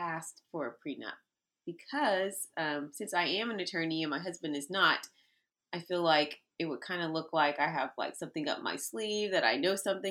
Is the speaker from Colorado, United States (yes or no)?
no; Texas, United States; moved away as an adult; also born or lived in Washington, D.C. area; I'm from Texas. I was not born here, but I grew up in Texas